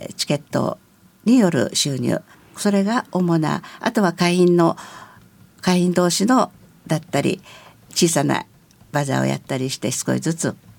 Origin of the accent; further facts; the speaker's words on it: Narimasu, Itabashi, Tokyo, Japan; also born or lived in Yokohama; now in Nishitokyo, Japan; 3歳の時にも成増に来ておりますから、うん、あのちょっとその辺の横浜で生まれたという聞いただけで私自身の中にはあの横浜の記憶はございませんずっとそれからは成増ですので